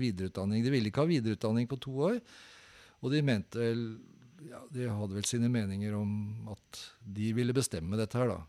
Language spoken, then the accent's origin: Norwegian; Oslo, Norway; jeg vokste opp like ved Kampens Park